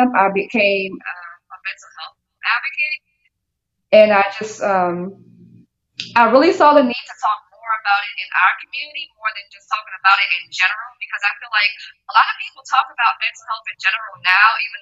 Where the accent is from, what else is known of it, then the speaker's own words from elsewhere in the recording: New Orleans, Louisiana, United States; I'm from New Orleans, Louisiana